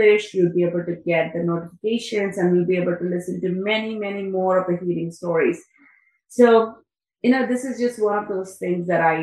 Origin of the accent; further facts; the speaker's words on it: India; I'm from India